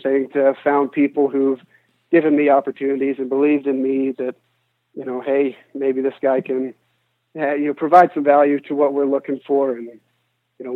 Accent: United States; we come from the United States

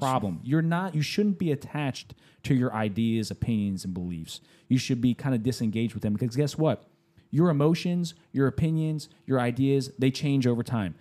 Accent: United States; I'm an American

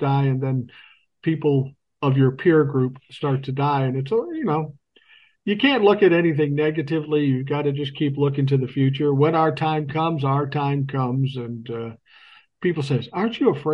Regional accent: Minneapolis, Minnesota, United States; I grew up in South Minneapolis

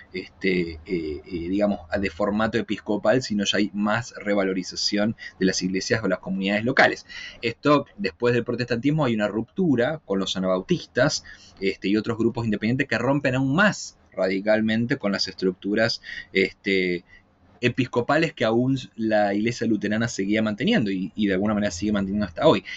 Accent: Argentina; moved away as an adult; now in Chile

